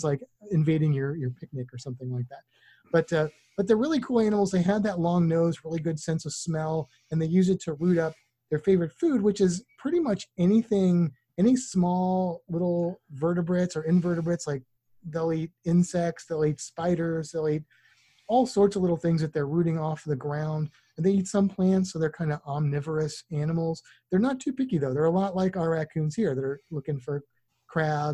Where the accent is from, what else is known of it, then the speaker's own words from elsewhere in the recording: Missouri, United States; now in Florida, United States; I grew up in Missouri